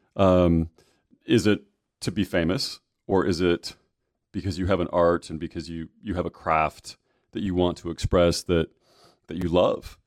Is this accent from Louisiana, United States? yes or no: no; Michigan, United States; moved away as an adult; also born or lived in California / Arizona; now in Kentucky, United States; I'm from Michigan